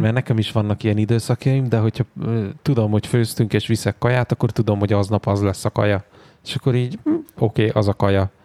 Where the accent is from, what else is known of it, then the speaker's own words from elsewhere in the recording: Székesfehérvár, Fejér, Hungary; now in Budapest, Hungary; Otthon Fehérváron